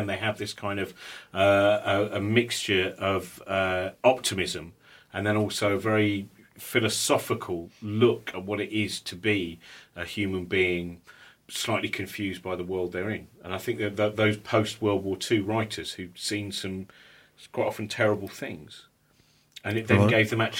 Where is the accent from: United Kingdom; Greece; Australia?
United Kingdom; growing up near London